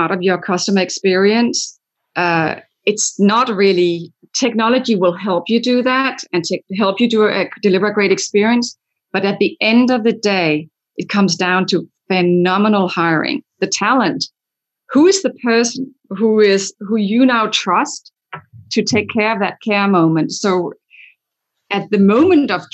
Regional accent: Denmark; moved away; I'm from Denmark where that's already in place

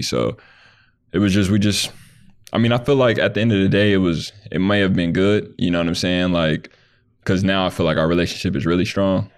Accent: Lancaster, California, United States; I grew up in, uh, Lancaster, California

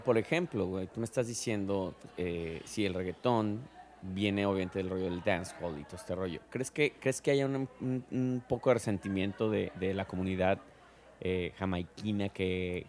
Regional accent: Mexico; como mexicana

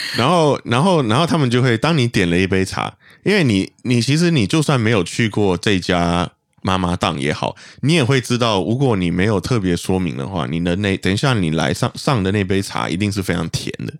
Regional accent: Malaysia; 我们马来西亚人

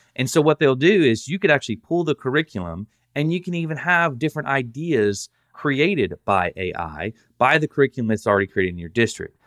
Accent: Southern, United States; accent: Southern; my Southern accent

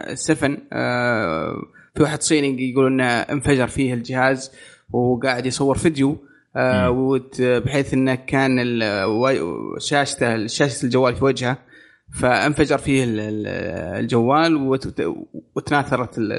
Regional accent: Saudi Arabia; عندنا في السعوديه

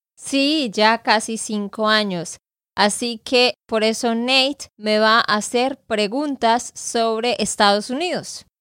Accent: Santander, Colombia; moved away as an adult; now in United States; de Santander, Colombia

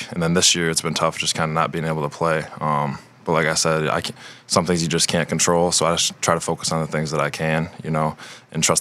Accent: Michigan, United States; growing up in Michigan

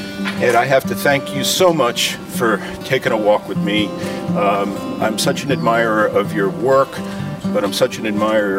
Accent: Stamford, Connecticut, United States; I grew up in Stamford, Connecticut, by the way.

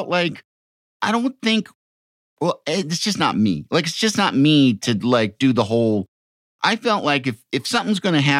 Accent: Chicago, Illinois, United States; I'm from Chicago.

